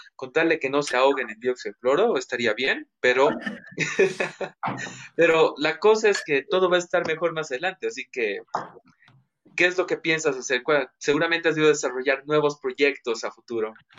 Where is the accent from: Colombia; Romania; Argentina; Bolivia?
Bolivia; nosotros como bolivianos